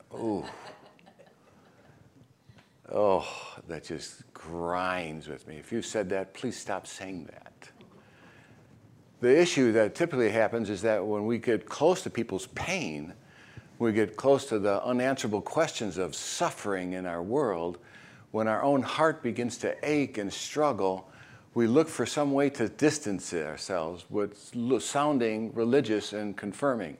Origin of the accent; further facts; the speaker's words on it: Chicago, Illinois, United States; now in Florida, United States; I grew up in Chicago, so I'm used to the white Christmas